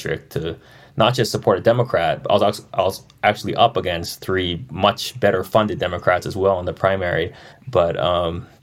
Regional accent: Maui, Hawaii, United States; I just looked like someone from Maui. I talked like someone from Maui. I didn't hide my accent

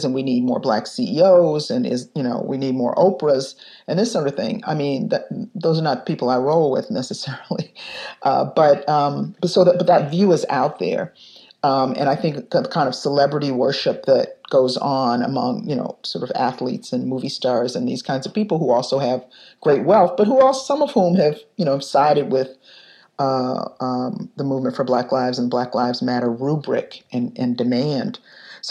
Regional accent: Detroit, Michigan, United States; now in Chicago, United States; I was growing up in Detroit in 1967 when the rebellion happened there. And I was 10 years old

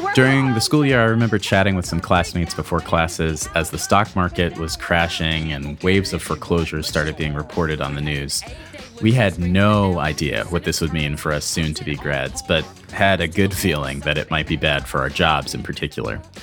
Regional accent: Michigan, United States; An activist in Michigan, my home state

